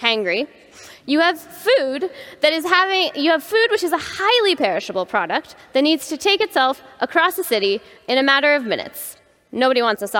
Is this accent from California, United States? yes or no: yes; Silicon Valley, California, United States; moved away as an adult; now in London, United Kingdom; I'm American. I grew up in Silicon Valley